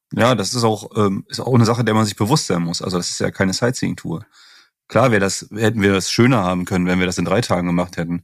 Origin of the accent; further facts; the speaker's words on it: northeastern Germany, Germany; ich komme ja aus dem Nordosten